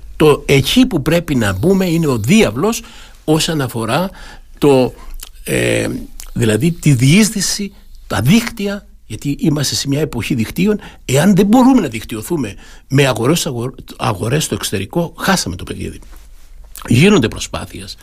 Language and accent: Greek; Kalyvia, Crete, Greece; moved away as an adult; also born or lived in Munich, Germany; είμαι από ένα χωριό του Δήμου, είμαι από τα Καλύβια, από ένα ναι. μικρό χωριό, το Δήμο Αρχανών Αστερουσίων